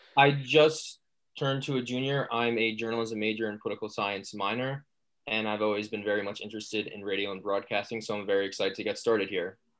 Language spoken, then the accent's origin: English; Secaucus, New Jersey, United States; my hometown of Secaucus